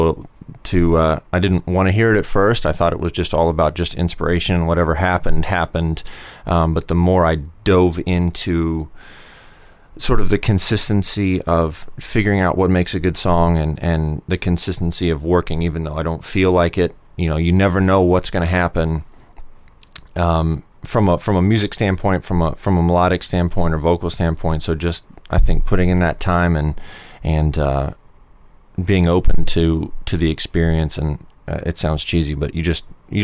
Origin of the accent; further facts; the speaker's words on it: Columbus, Ohio, United States; moved away as an adult; also born or lived in Los Angeles; I grew up in Columbus